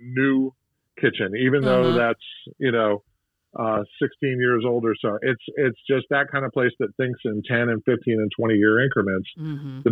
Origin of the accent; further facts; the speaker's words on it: St. Petersburg, Florida, United States; also born or lived in Tampa, Florida; I grew up in St. Pete across the bay.